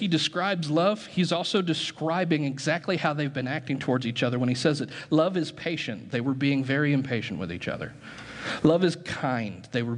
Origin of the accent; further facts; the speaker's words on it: United States; American Christians